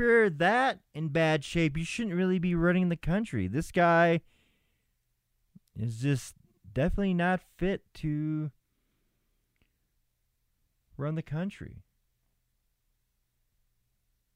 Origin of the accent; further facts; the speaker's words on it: Minnesota, United States; Minnesota, you know, my home state